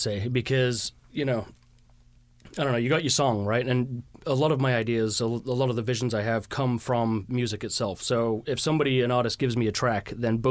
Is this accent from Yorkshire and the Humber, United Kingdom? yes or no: yes; Leeds, Yorkshire and the Humber, United Kingdom; now in Seattle, United States; Leeds, which is where I was from, or am from